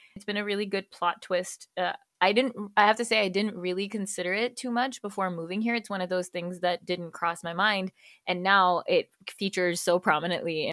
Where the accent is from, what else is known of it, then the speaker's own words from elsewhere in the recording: Karachi, Sindh, Pakistan; moved away as an adult; also born or lived in United States; now in Freiburg, Germany; I am Pakistani American, born in the U S, raised in Karachi, Pakistan